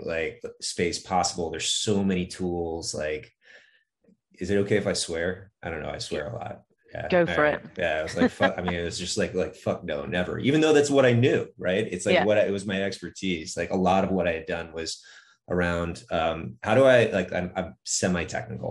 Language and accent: English; Northeast, United States; I grew up in the Northeast